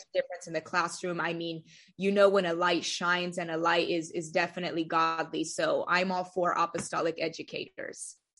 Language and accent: English; Delano, California, United States; also born or lived in Bakersfield, California; I was born in Bakersfield, but I currently reside in the town of Delano. I've lived there pretty much my whole life